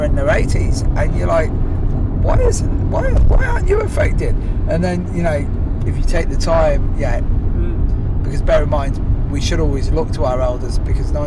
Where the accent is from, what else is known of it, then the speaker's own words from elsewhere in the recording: Ireland; I'm Irish and I'm fucking Catholic